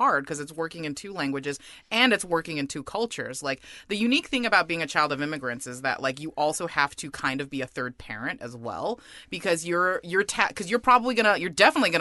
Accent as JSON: {"language": "English", "area": "San Gabriel Valley", "region": "California", "country": "United States", "tie": "born or raised there", "said": "I grew up in the San Gabriel Valley"}